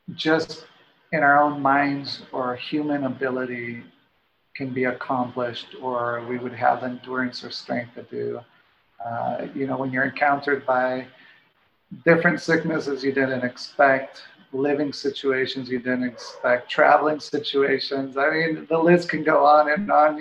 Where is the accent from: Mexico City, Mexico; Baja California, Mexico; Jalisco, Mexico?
Jalisco, Mexico; Guadalajara; moved away; also born or lived in Washington State; I was born and raised in Mexico, in Guadalajara